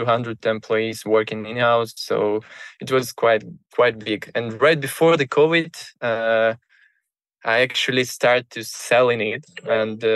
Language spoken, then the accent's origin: English; Moscow, Russia; I grew up in Moscow